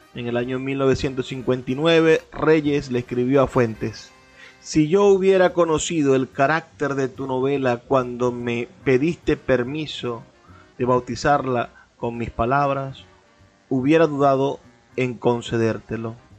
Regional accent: Venezuela; lo que somos como venezolanos

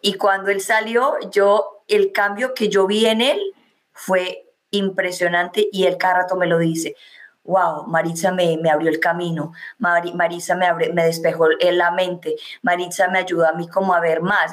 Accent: Medellín, Antioquia, Colombia; moved away; soy de Medellín, Colombia.

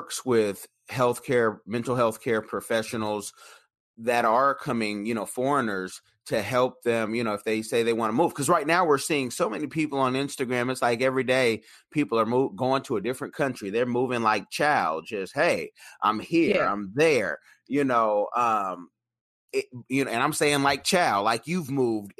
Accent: Oakland, California, United States; now in Seattle, United States; growing up, you know, I'm from Oconda

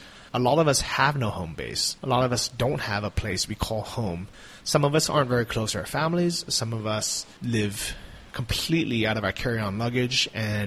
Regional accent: United States; as an American

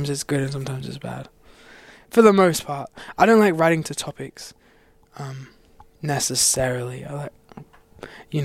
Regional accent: Australia; moved away as an adult; now in Los Angeles, United States; I'm from Australia

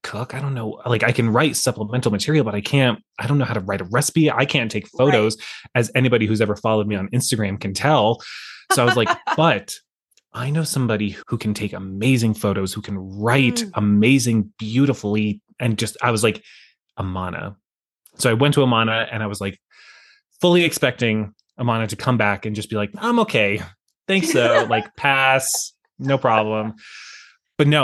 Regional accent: Colorado, United States; moved away as an adult; also born or lived in Los Angeles; we moved to Los Angeles from this small farming city in Colorado. And so we lived there for 6 years.

